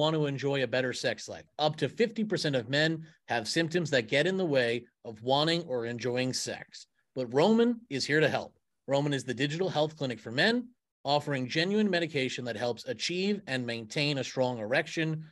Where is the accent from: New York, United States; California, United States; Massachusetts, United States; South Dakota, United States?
New York, United States; I grew up in New York